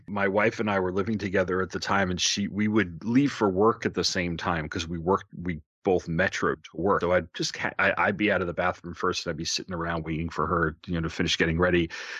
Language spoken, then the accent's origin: English; Long Island, New York, United States; I grew up in New York on Long Island